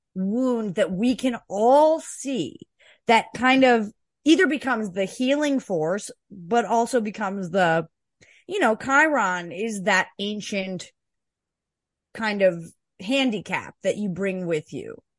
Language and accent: English; Canada; I'm a Canadian